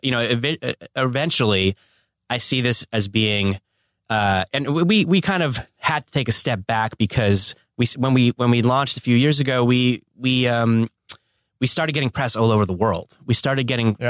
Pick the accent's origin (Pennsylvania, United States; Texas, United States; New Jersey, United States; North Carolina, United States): New Jersey, United States; Northern; also born or lived in New York; now in Los Angeles, United States; I was born on the East Coast in Northern New Jersey, but I've been living in LA for 20 years